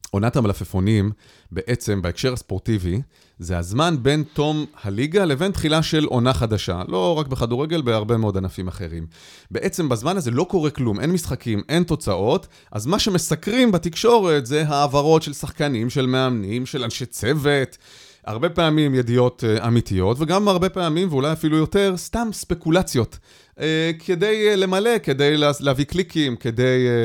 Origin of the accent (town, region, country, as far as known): Israel; born or raised there